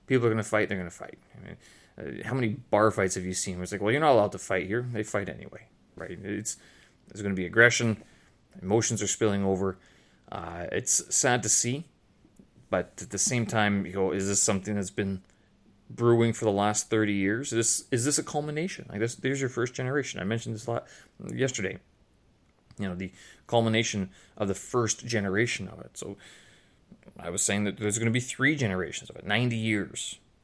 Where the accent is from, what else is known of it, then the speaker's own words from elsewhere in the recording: Canada; also born or lived in Ukraine (ancestry); now in Beijing, China; I'm Canadian passport holder, but Ukrainian lineage